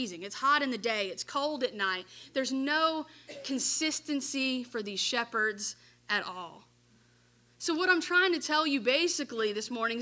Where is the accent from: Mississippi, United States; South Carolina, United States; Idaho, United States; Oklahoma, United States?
Mississippi, United States; DeSoto County; I've lived in this area my whole life. I grew up in DeSoto County. I was born here. I was raised here.